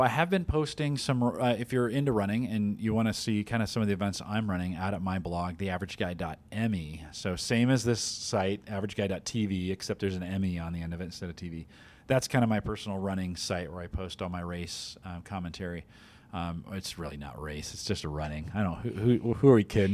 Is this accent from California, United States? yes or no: yes; the Bay Area, California, United States; moved away; I grew up in the Bay Area